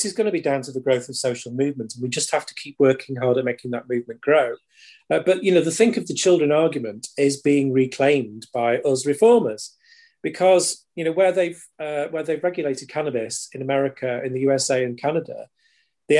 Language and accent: English; United Kingdom; pride in being British